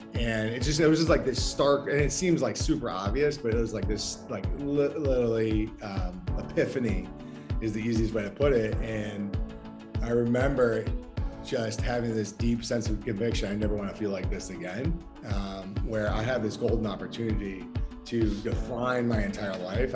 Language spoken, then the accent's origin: English; Endicott, New York, United States; moved away; I grew up in in upstate New York, um, small town called Endicott, New York, about an hour south of Syracuse